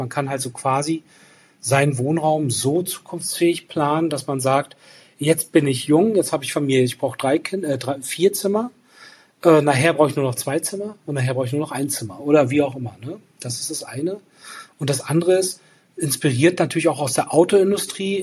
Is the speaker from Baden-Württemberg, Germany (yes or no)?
no; Rostock, Mecklenburg-Vorpommern, Germany; Rostock als meine Heimatstadt